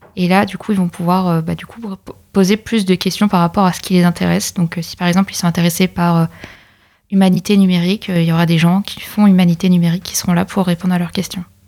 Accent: Pays de la Loire, France; moved away as an adult; je viens de l'Or-Atlantique et je suis venue spécialement sur camp pour faire mes études

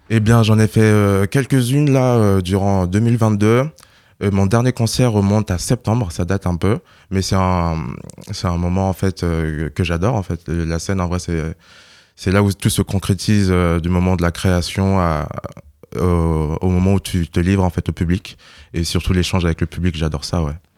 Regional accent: Burkina Faso; moved away; je viens du Burkina Faso

